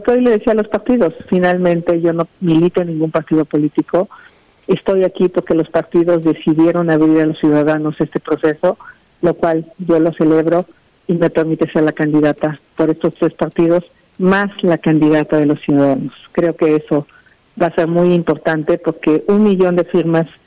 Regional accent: Tepatepec, Hidalgo, Mexico; Yo creo que jamás me imaginé este día cuando salí de Tepatepec.

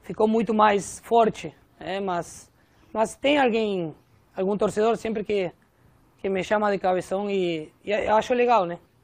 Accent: Argentina; Portuguese is a second language; moved away as an adult; now in Brazil; o argentino, obviamente, por ter nascido na minha terra

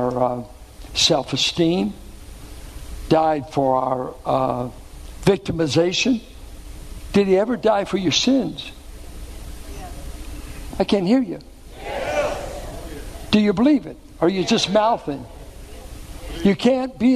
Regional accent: Richmond, Virginia, United States; where I grew up in Richmond

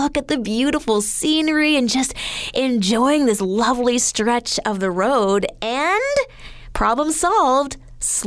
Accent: Alberta, Canada; Growing up in Alberta

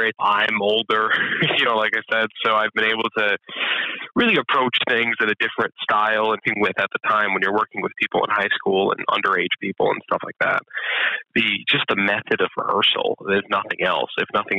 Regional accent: Scranton, Pennsylvania, United States; I am. I'm from Scranton. Yeah, and I just came back a little over a year ago at this point.

